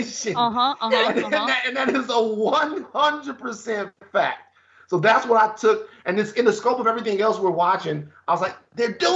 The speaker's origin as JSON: {"language": "English", "town": "Baton Rouge", "region": "Louisiana", "country": "United States", "moved": "yes", "said": "I'm from Baton Rouge, Louisiana"}